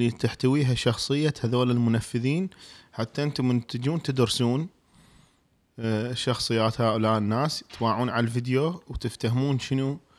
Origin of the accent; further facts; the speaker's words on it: Iraq; واحنا حنطلع بالشارع تقول يقول لك انت شنو تقول له انا عراقي